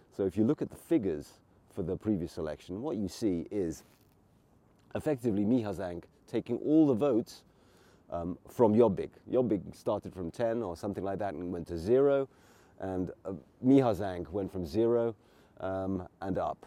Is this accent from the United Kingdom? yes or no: yes; England, United Kingdom; now in Hungary; I grew up in England